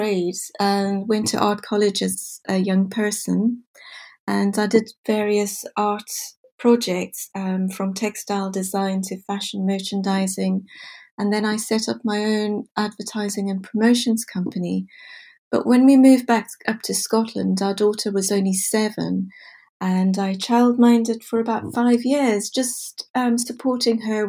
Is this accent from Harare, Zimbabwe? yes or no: no; Bulawayo, Zimbabwe; moved away as an adult; also born or lived in Botswana; now in Pencaitland, United Kingdom; my home birth town, which is Bulawayo in Zimbabwe